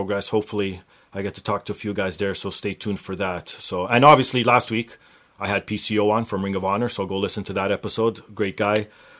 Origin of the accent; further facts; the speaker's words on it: Toronto, Ontario, Canada; my backyard of my hometown of Toronto